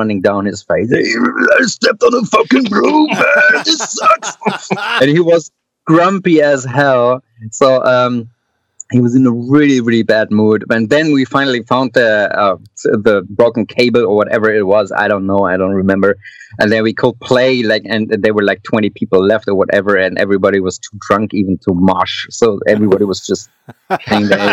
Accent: Hamburg, Germany; I come from Hamburg and we have the Reeperbahn over here

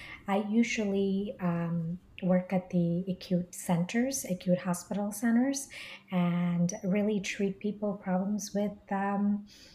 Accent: New Jersey, United States; also born or lived in India; now in New York City, United States; So I was born in India originally, grew up in Jersey

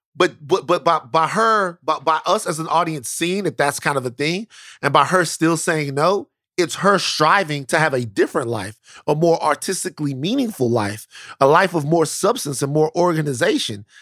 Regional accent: Louisiana, United States; I'm from Louisiana

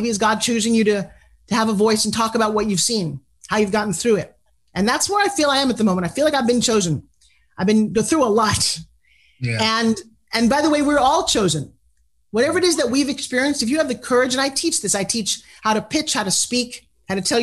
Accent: South Long Island, New York, United States; I'm from New York too

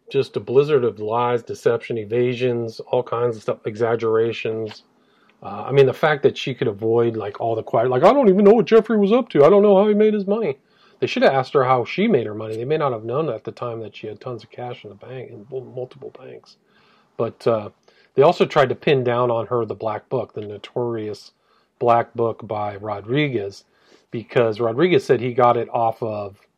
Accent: England, United Kingdom; It was, I'm English, so you could have some difficulty understanding the way I communicate.

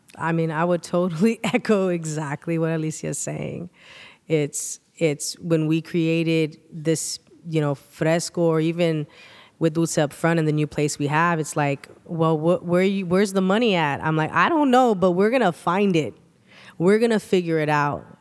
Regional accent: Sanger, California, United States; we're straight up from Sanger, from the countryside, the sticks

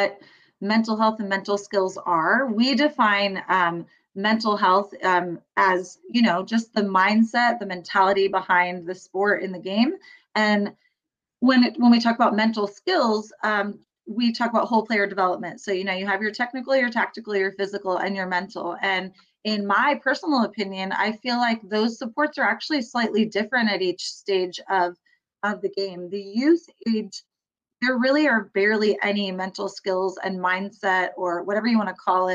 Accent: Bay Area, California, United States; I grew up in the Bay Area

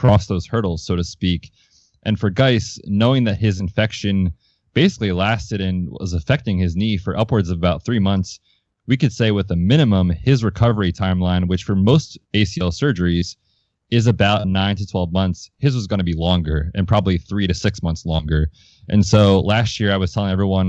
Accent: Hershey, Pennsylvania, United States; now in Vermont, United States; I grew up right around Hershey, Pennsylvania.

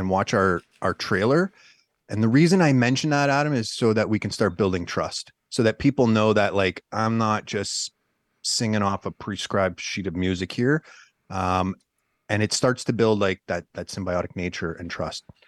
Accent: Northern Ontario, Canada; I'm, I'm originally from Northern Canada, uh, Northern Ontario to be specific, you know, grew up in the woods

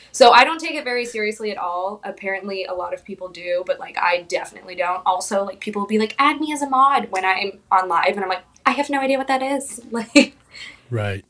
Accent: Phoenix, Arizona, United States; moved away as an adult; also born or lived in Orlando, Florida / Pensacola, Florida / San Diego, California; now in Wilmington, United States; Yeah, so I was born and raised in Phoenix, Arizona.

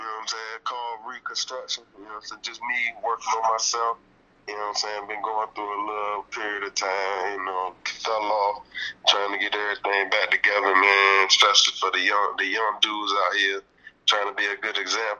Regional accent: Chesapeake, Virginia, United States; I'm from Chesapeake and 75.

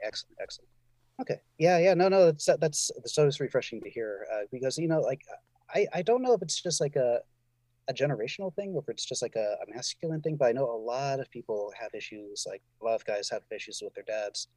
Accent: Northeast, United States; also born or lived in Southwest US; now in California, United States; I'm from the, I'm from the Northeast

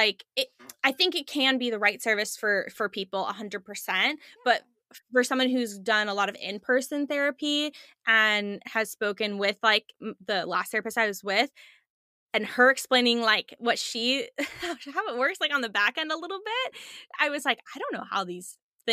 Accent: Chicago, Illinois, United States; moved away as an adult; now in Texas, United States; I'm originally from Chicago, was in Chicago

